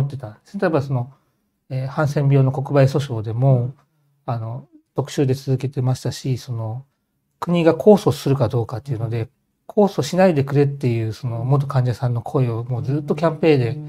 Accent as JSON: {"language": "Japanese", "region": "Hokkaido", "country": "Japan", "tie": "born or raised there", "also_born_or_lived": "Nishikasai, Tokyo", "moved": "yes", "said": "北海道の故郷を戻って"}